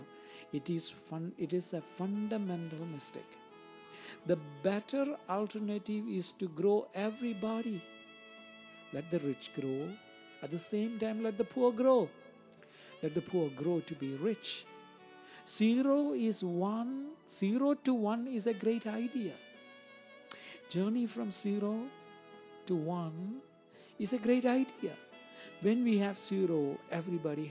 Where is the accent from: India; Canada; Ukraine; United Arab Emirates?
India; moved away; When I grew up in India